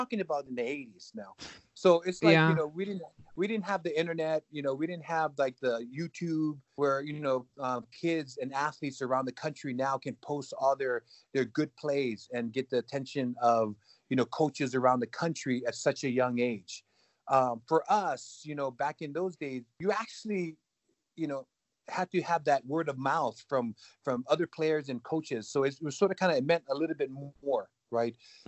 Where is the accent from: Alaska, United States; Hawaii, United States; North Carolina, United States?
Hawaii, United States; moved away as an adult; also born or lived in California / Corvallis, Oregon; Growing up in Hawaii was, you know, such a beautiful place